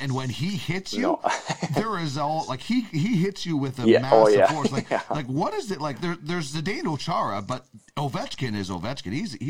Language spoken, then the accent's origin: English; Brandon, Manitoba, Canada; born or raised there